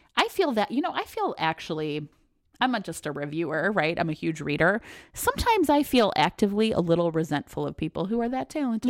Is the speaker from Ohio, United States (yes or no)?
yes; Ohio, United States; moved away as an adult; also born or lived in Philadelphia / Houston / Seattle / Oakland; now in Chicago, United States; I grew up in Ohio